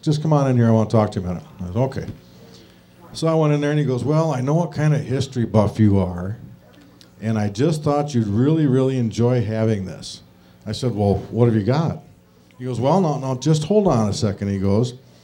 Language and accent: English; Baraboo, Wisconsin, United States; I'm from Baraboo